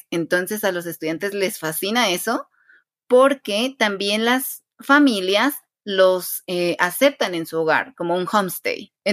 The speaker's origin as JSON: {"language": "Spanish", "region": "Quetzaltenango", "country": "Guatemala"}